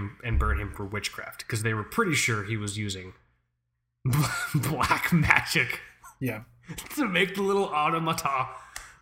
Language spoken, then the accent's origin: English; United States; we're American